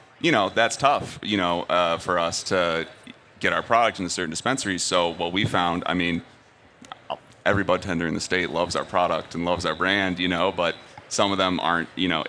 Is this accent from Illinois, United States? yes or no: yes; Illinois, United States; I'm from Illinois too. We're all smart like this.